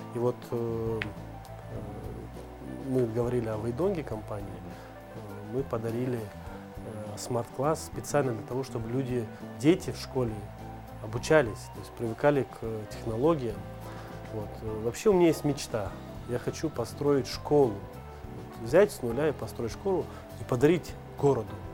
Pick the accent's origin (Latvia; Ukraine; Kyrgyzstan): Kyrgyzstan; Bishkek; я родился в Бишкеке, во Фрунзе, в СССР еще